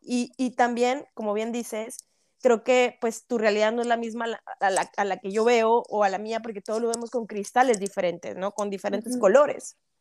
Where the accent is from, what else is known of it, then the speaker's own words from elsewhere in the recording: Monterrey, Nuevo León, Mexico; now in Canada; Yo sí soy regia, pero vivo en Canadá